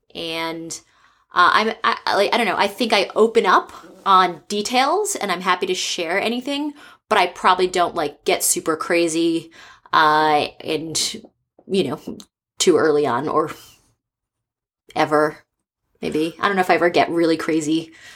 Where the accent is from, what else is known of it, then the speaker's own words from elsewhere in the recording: East Coast, United States; now in San Francisco, United States; I'm from the East Coast, and I've lived in four different countries